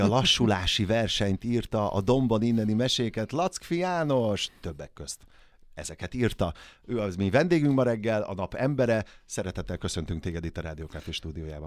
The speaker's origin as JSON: {"language": "Hungarian", "town": "Kaposvár", "region": "Somogy", "country": "Hungary", "moved": "yes", "said": "én Kaposvári vagyok, csodálatos nagymamám volt"}